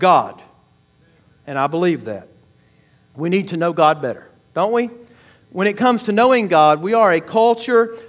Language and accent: English; the South, United States; I grew up in the South